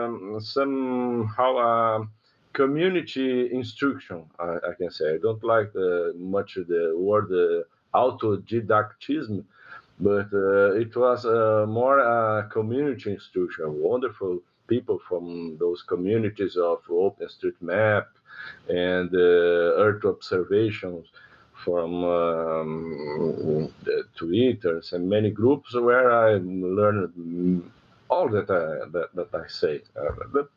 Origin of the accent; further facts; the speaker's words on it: Porto Alegre, Rio Grande do Sul, Brazil; I'm living in Porto Alegre. I was born here in the southernmost state of Brazil, Rio Grande do Sul